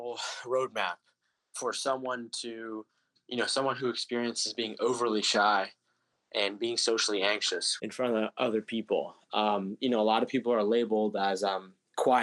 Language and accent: English; United States; I was born here in America